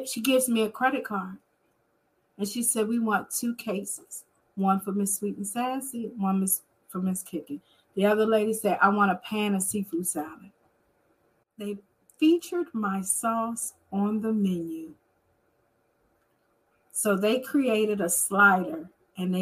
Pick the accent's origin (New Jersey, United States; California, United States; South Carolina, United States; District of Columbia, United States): District of Columbia, United States; Washington; I am from Washington, D.C.